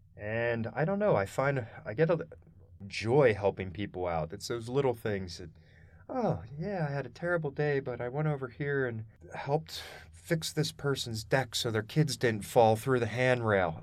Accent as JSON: {"language": "English", "town": "Harrisburg", "region": "Pennsylvania", "country": "United States", "tie": "born or raised there", "also_born_or_lived": "Boulder, Colorado", "moved": "as an adult", "lives_now": "Colorado, United States", "said": "I was born and raised in Pennsylvania, central Pennsylvania, around Harrisburg area"}